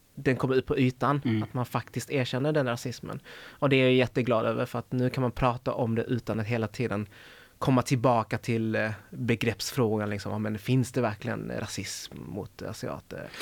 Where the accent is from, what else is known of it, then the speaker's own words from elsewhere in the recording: Helsingborg, Skåne, Sweden; moved away as an adult; now in Gothenburg, Sweden; Jag är ju född och uppvuxen i Helsingborg